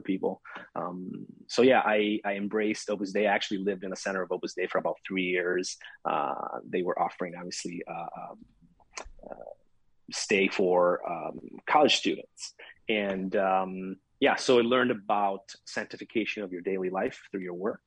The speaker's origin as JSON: {"language": "English", "town": "Syracuse", "region": "Sicily", "country": "Italy", "tie": "born or raised there", "moved": "as an adult", "lives_now": "United States", "said": "I was born and raised in Italy, in particular, southern Italy, Sicily. My hometown is Siracusa."}